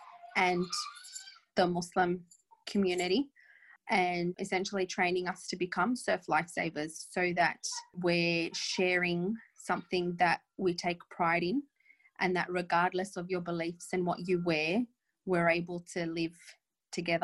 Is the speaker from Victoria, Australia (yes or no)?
no; New South Wales, Australia; I grew up on the beach. I grew up feeling as Aussie as anybody